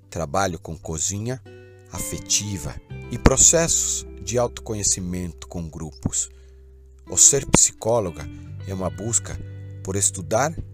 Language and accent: Portuguese; São Paulo, Brazil; born there; Nasci em São Paulo, mas já morei em muitos lugares, sempre experimentando uma outra relação com a natureza.